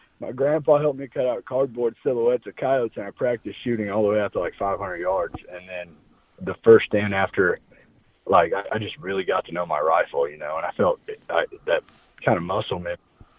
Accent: Nevada, Missouri, United States; So, I grew up in Nevada, Missouri, which is where I was born and raised, which is just south of Harrisonville

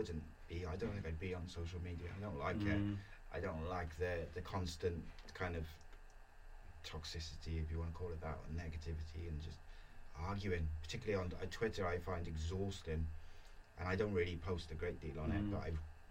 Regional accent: Welsh, Wales, United Kingdom; being Welsh

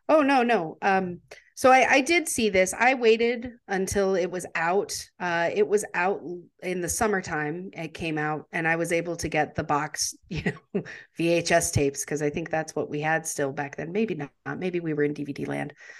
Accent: United States; as an American, uh, you know, we learn about World War Two

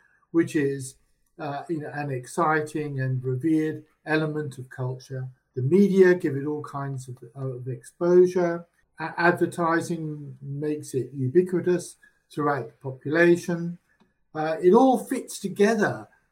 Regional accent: England, United Kingdom; moved away; I grew up in England in the respectable working class.

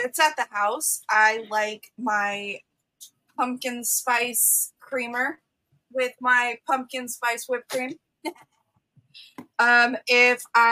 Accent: Las Vegas, Nevada, United States; I'm from Las Vegas

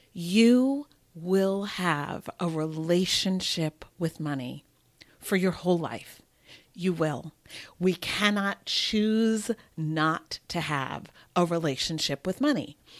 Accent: New Jersey, United States; moved away as an adult; also born or lived in New York / Massachusetts / London; now in Los Angeles, United States; I was born in New York, and I grew up in New Jersey

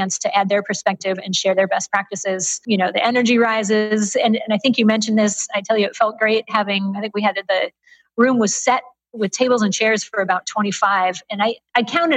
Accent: Michigan, United States; moved away as an adult; also born or lived in San Francisco; I'm now based out of my home state of Michigan

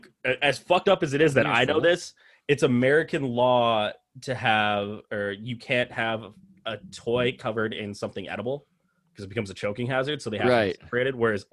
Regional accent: Edmonton, Alberta, Canada; they're Vancouver, we're Edmonton.

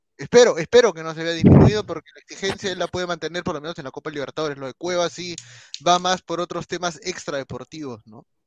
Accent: Peru; hablando como peruano, a pesar que estoy con la camiseta de Alianza, también soy peruano antes que aliancista

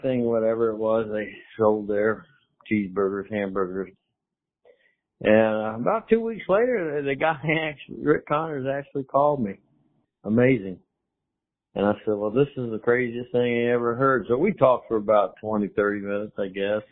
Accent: St. Petersburg, Florida, United States; also born or lived in Hawaii; This is my hometown, St. Petersburg. I'm from here

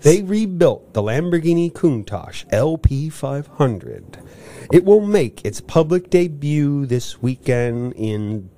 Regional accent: United States; We're very American.

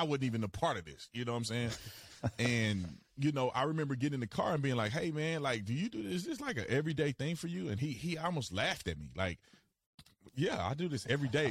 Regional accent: Fort Worth, Texas, United States; moved away; also born or lived in Arizona; I'm originally from Fort Worth, Texas

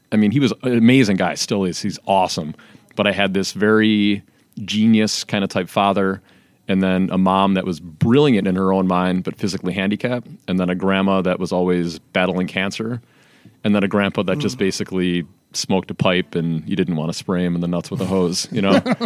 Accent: Calumet City, Illinois, United States; me and my brother were raised in Calumet City

